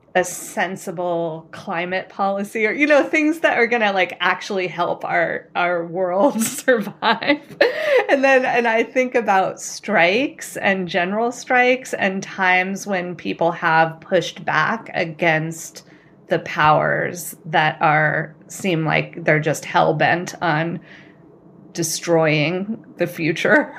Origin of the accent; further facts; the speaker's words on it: California, United States; I'm also from California. I grew up in, some of the schools that I went to were minority white